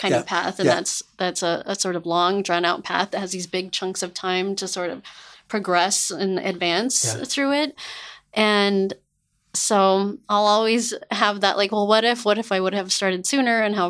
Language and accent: English; Albuquerque, New Mexico, United States; moved away as an adult; also born or lived in California; being born and raised in Albuquerque, New Mexico